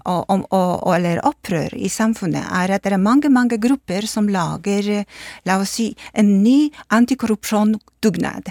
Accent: Poland; Norwegian is a second language; moved away; jeg er polsk

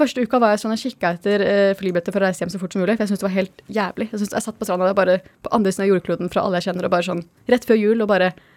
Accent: Skien, Telemark, Norway; moved away; also born or lived in Oslo / Lofoten; på Gulset, der vi kommer fra i Skien.

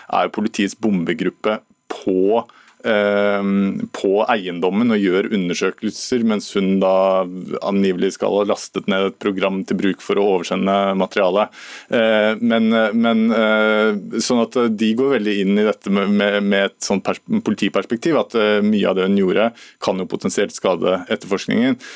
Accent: Northern Norway, Norway; jeg er nordlending, og det, det, er sånn vi holder på, liksom.

